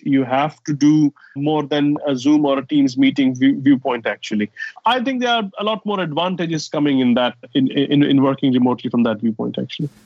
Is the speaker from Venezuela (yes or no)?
no; Saudi Arabia; also born or lived in United States / Dubai; now in London, United Kingdom; I grew up in Saudi Arabia and I have lived in US, in Dubai, and of course living in London for last 15 years